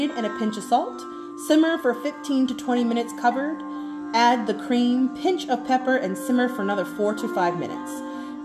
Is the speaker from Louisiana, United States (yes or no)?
yes; Cajun, Louisiana, United States; as a Cajun